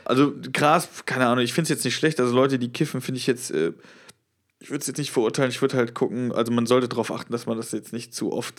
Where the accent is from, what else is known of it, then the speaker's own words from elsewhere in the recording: Westerwald, Rhineland-Palatinate, Germany; moved away; in Westerwald, wo ich herkomme